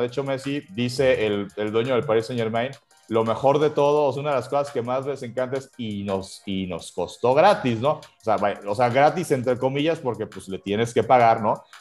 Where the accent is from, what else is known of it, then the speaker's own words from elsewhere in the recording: Mexico; somos un país, somos, somos una nación